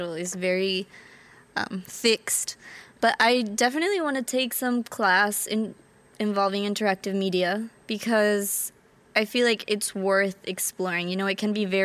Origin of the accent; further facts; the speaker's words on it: Guatemala; now in Abu Dhabi, United Arab Emirates; I am from Guatemala and I am currently studying engineering